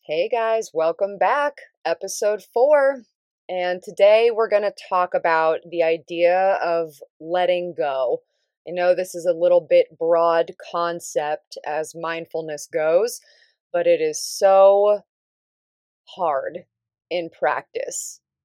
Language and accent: English; Davis, California, United States; moved away; it was actually up in Northern California where I grew up, um, I'm from Davis.